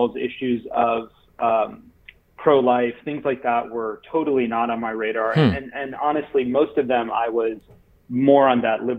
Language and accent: English; Florida, United States; moved away as an adult; also born or lived in San Francisco; where I grew up here in Florida